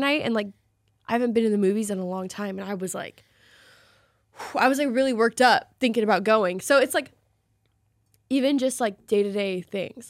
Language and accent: English; Salem, Oregon, United States; we both grew up in Oregon